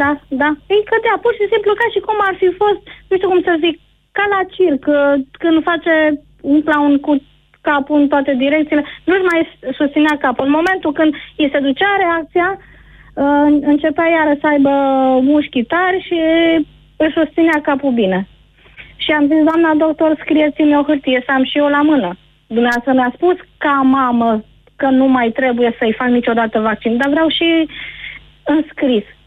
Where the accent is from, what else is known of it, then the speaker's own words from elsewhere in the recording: Deva, Hunedoara County, Romania; sunt din Deva